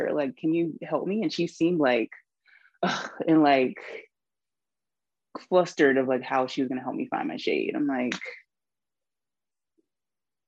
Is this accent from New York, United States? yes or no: no; Charleston, South Carolina, United States; that's what we grew up on here in Charleston